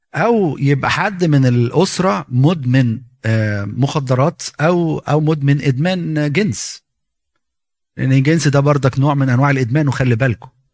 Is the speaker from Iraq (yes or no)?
no; Egypt; احنا كمصريين